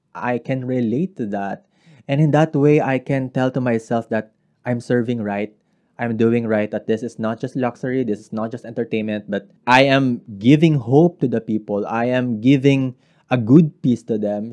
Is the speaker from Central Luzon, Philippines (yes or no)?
yes; Central Luzon, Philippines; I am from Bulacan